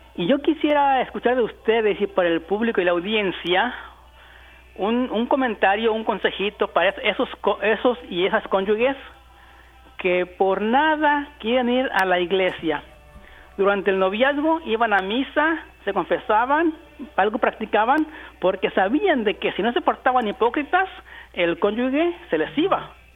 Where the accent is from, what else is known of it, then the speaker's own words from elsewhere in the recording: Mexico; Yo soy mexicano y allá en mi rancho